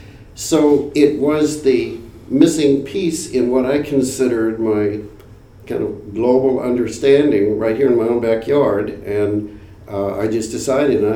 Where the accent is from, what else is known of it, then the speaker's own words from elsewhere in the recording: Topeka, Kansas, United States; I grew up in Topeka